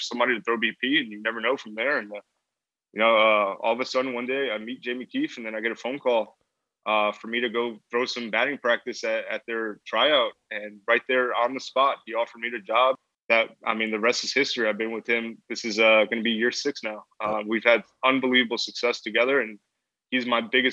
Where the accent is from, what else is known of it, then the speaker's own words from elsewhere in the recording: Rockland County, New York, United States; first language English; moved away as an adult; also born or lived in Puerto Rico (ancestry); now in High Point, United States; I'm from Rockland County